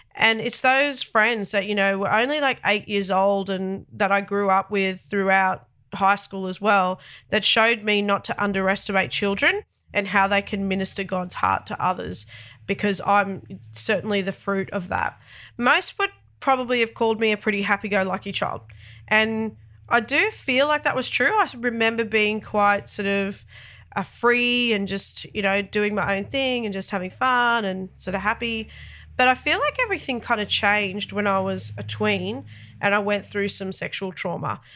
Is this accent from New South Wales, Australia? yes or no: yes; Sydney, New South Wales, Australia; accent: very thick Australian; I'm the only one of my family that's born in Australia, specifically Sydney. I've lived in Australia all of my thirty-eight years of life, and no doubt that's responsible for the very thick Australian accent